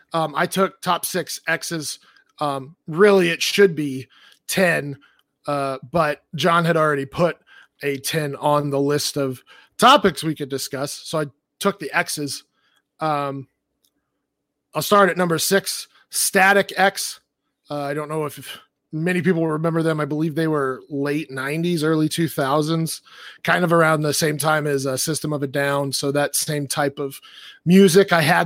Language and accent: English; Australia; I'm from Australia.